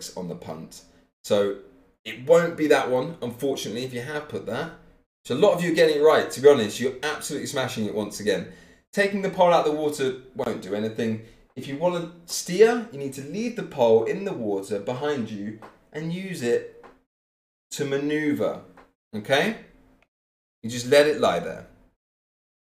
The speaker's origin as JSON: {"language": "English", "town": "Cambridge", "region": "East of England", "country": "United Kingdom", "tie": "born or raised there", "said": "I was born in Cambridge. I lived in Cambridge most of my life"}